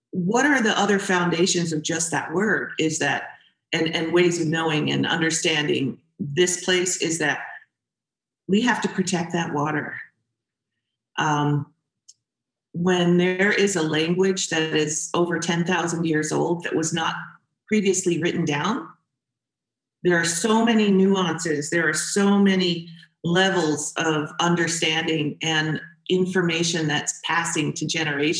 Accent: St. Petersburg, Florida, United States; moved away as an adult; now in Minnesota, United States; I grew up in Florida.

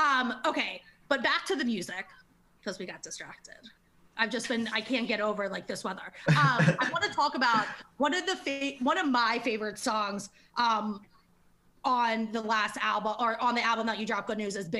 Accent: Maryland, United States; I was from Maryland

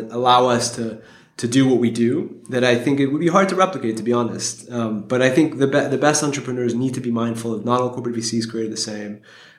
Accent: Geneva, Switzerland; I'm originally from Geneva, and so I've kind of been surrounded by You know, Geneva is an incredibly international city with the UN there, et cetera.

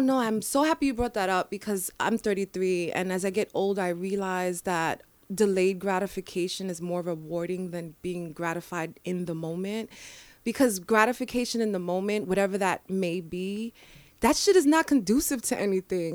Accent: New York City, New York, United States; I was born and raised in the Bronx

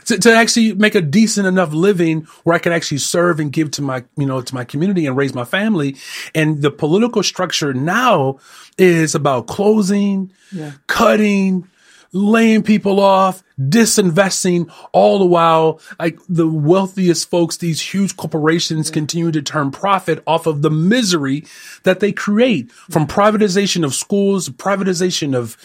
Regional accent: Elgin, Illinois, United States; now in Chicago, United States; I actually grew up in Elgin.

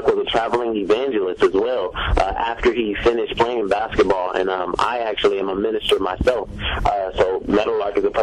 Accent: Columbus, Ohio, United States; I'm from Columbus, Ohio

